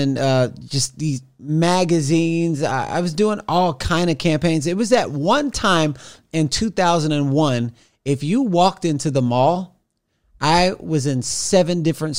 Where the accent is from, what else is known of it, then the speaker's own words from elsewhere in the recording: Los Angeles, California, United States; I was like, yo, man, I'm from Los Angeles.